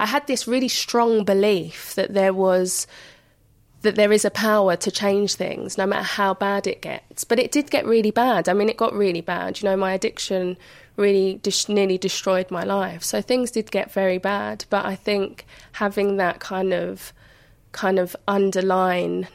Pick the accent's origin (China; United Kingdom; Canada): United Kingdom; London; growing up in Hackney at the time that I did, it was quite a deprived area